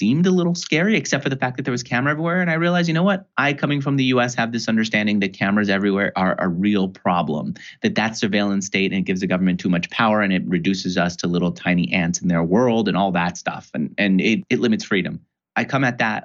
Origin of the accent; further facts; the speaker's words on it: New York, United States; I grew up in New York.